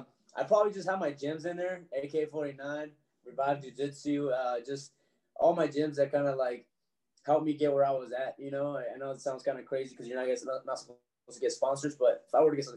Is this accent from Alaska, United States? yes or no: yes; Alaska, United States; I told him how I'm from Alaska.